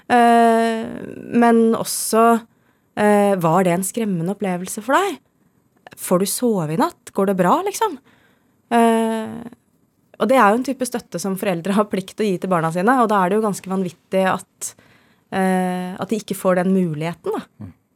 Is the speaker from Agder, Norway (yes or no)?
no; Skjetten, Akershus, Norway; jeg er fra Skjetten utafor Lillestrøm